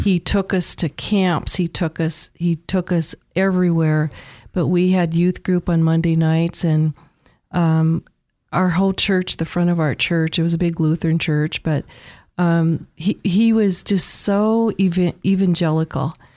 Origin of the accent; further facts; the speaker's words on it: Williston, North Dakota, United States; moved away as an adult; now in Treasure Valley, United States; Born and raised in Williston, North Dakota.